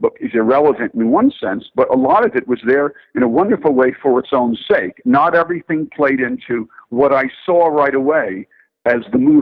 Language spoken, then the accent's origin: English; Newark, New Jersey, United States; I'm from Newark. My father was of that generation of Newark sons of immigrants.